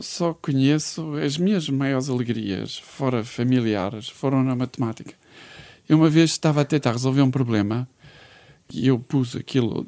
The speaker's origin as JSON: {"language": "Portuguese", "town": "Braga", "region": "Norte", "country": "Portugal", "also_born_or_lived": "Porto / Viana do Castelo", "said": "Sou de Braga, mas vivia no Porto."}